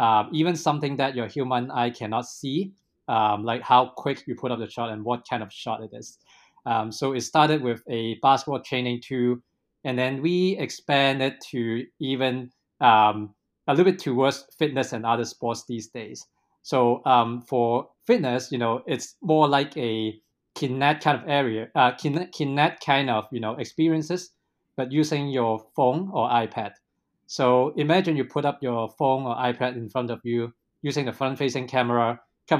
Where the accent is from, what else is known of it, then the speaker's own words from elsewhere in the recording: Hong Kong; moved away as an adult; also born or lived in British Columbia, Canada / Seattle / Silicon Valley; I really born and raised in Hong Kong. You know, indeed, I live in Hong Kong for more than 20 years before going abroad